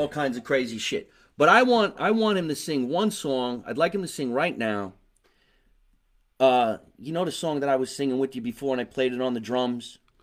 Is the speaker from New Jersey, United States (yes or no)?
yes; New Jersey, United States; we're all from New Jersey